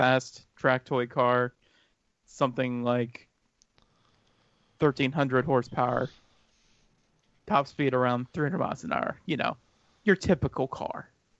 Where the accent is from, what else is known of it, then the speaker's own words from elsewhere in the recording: Pennsylvania, United States; I am from Pennsylvania.